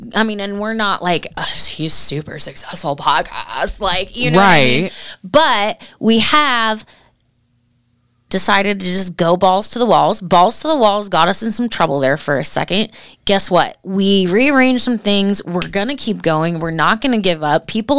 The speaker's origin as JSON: {"language": "English", "region": "Oregon", "country": "United States", "tie": "born or raised there", "said": "I'm an Oregon girl. I grew up in Oregon."}